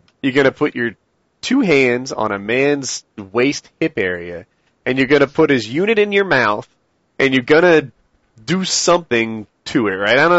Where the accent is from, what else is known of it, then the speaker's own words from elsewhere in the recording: United States; I'm American